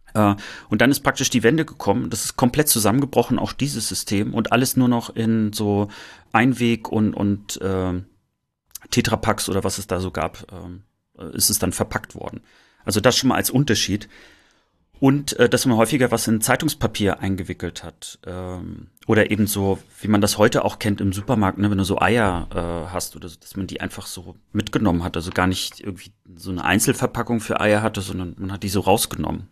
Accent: East Germany, Germany; mit uns sozusagen aufgewachsen sind im Osten

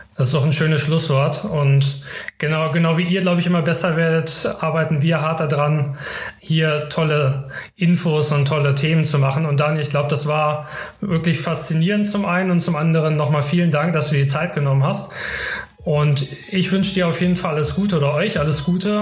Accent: Karlsruhe, Baden-Württemberg, Germany; für mich als Karlsruher

